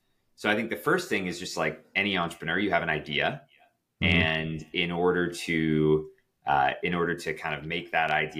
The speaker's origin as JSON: {"language": "English", "town": "Toronto", "region": "Ontario", "country": "Canada", "tie": "born or raised there", "said": "Toronto was my hometown"}